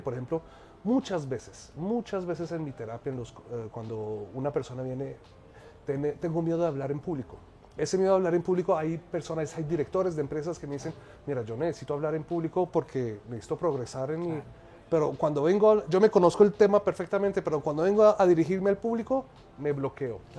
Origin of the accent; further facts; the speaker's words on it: Egypt; moved away as an adult; also born or lived in France; yo soy egipcio y colombiano, nací en Egipto, soy, pues estudié negocios internacionales, terminé mi adolescencia en Egipto